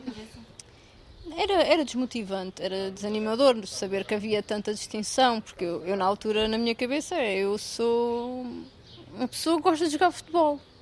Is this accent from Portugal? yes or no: yes; Ourém, Centro, Portugal; o clube da minha, da minha cidade